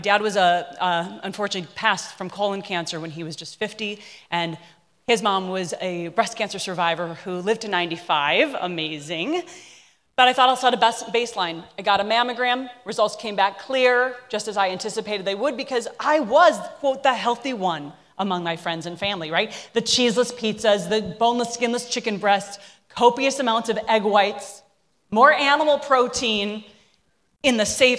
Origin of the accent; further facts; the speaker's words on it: Minnesota, United States; I grew up in Minnesota, land of cow. I mean, I ate everything from tongue to practically tail.